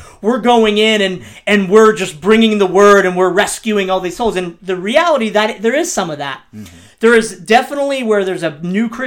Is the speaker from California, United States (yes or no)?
yes; Pleasanton, California, United States; back on the streets of hardcore Pleasanton, California